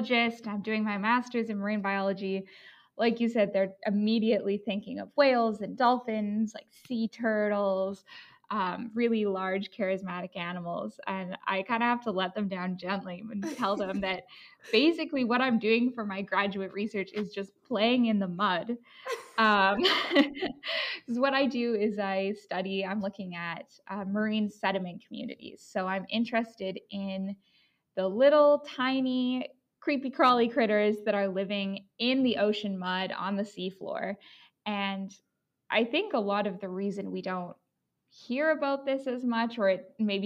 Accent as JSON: {"language": "English", "town": "Vancouver", "region": "British Columbia", "country": "Canada", "tie": "born or raised there", "moved": "yes", "said": "I'm from Vancouver area"}